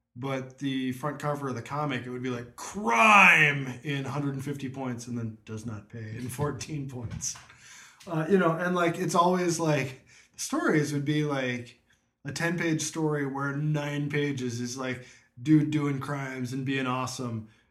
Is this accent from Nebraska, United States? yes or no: yes; near Offutt, Nebraska, United States; growing up near Offutt